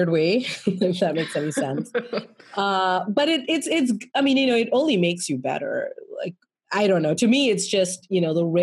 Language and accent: English; India; I mean, I'm gonna say yes. I'm Indian. I'm you know yes, all of that.